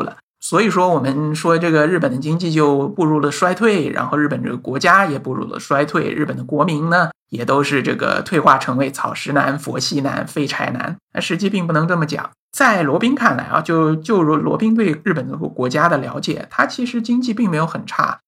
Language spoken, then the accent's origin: Chinese; China; 我们作为中国人